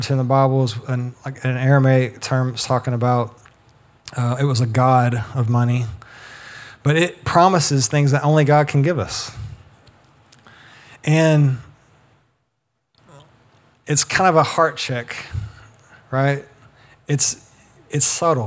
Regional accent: the South, United States; we grew up in the South

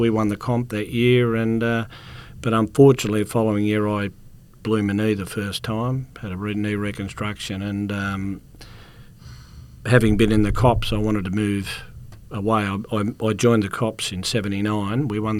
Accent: Gosford, New South Wales, Australia; I grew up in East Gosford, down in Caroline Street, in an old shack that's long gone.

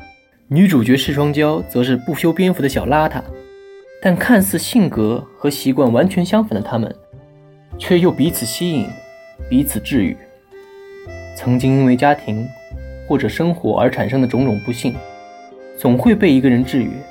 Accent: Shanghai, China; 我是上海人嘛，所以也是偏爱本帮菜的。

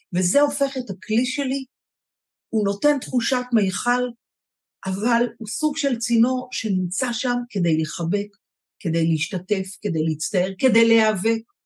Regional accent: Israel; אני בעיקר ישראלית, דור שלישי בארץ, והכי הכי ישראלית שיש, דור שני

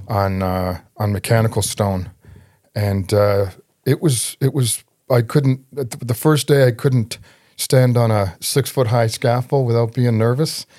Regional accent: Toronto, Ontario, Canada; I was raised in Scarborough

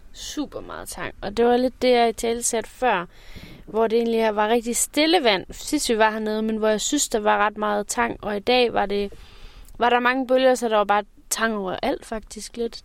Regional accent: Fjaltring, Central Denmark Region, Denmark; moved away; jeg voksede op ved Vestkysten. Ja. Så øh, ved Fjaltring Strand

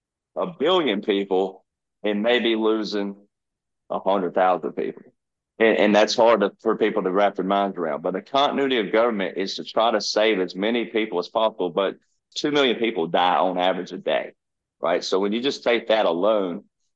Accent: the South, United States; I'm from the South

